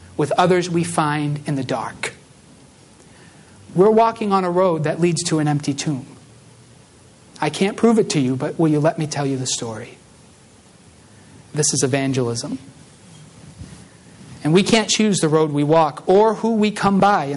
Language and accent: English; Massachusetts, United States; moved away; I come from Massachusetts in, like, you know, an urban kind of suburban area